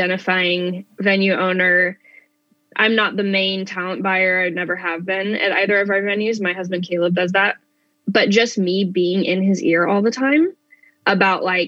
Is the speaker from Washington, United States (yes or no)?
yes; Spokane, Washington, United States; a good friend that actually I grew up with here in Spokane